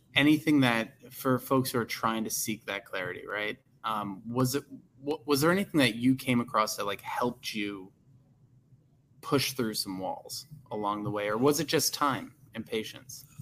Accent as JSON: {"language": "English", "town": "Arlington Heights", "region": "Illinois", "country": "United States", "tie": "born or raised there", "said": "I grew up in Arlington Heights"}